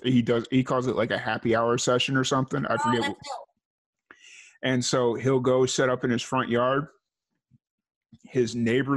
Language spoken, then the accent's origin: English; Chicago, Illinois, United States; also born or lived in New Mexico / northern Florida; now in Central Texas, United States; I'm from Chicago